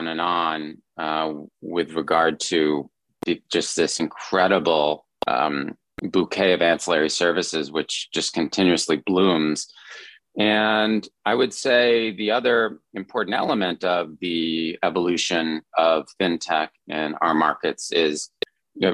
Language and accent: English; United States; moved away; also born or lived in China; as a fellow compatriot, as an American